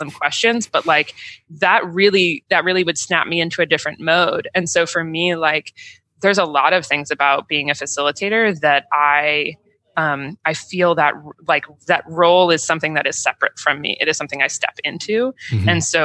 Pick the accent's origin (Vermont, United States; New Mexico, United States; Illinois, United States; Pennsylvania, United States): Vermont, United States; Burlington; Burton Snowboards was in my hometown